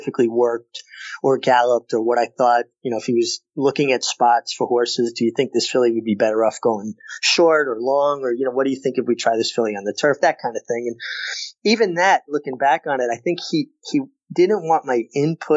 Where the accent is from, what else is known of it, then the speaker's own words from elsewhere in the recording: New York City, New York, United States; moved away; I was a kid from Brooklyn with four brothers